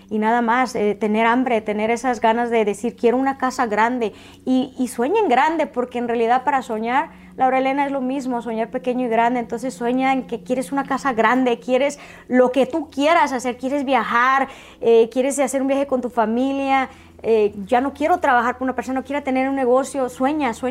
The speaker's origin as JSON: {"language": "Spanish", "country": "Mexico", "said": "yo vine de México, este, del de lugar que vengas"}